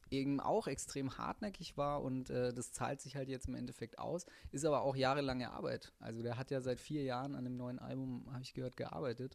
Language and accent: German; Middle Franconia, Bavaria, Germany; now in Cologne, Germany; Ursprünglicher Franke aus Mittelfranken, Hilbertstein, Nürnberg